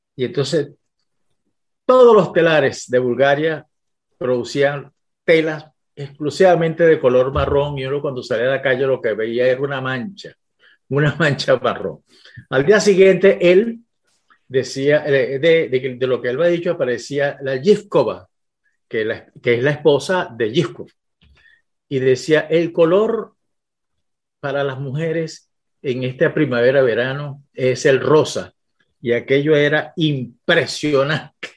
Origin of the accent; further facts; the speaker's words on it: Venezuela; me regresé a Venezuela